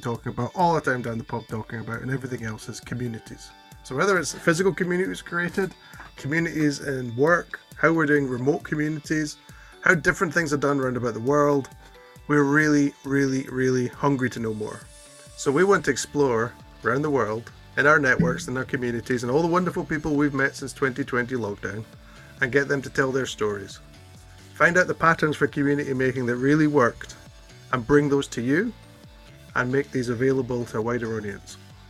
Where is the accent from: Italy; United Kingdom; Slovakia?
United Kingdom; Scotland; Hello there … from Scotland.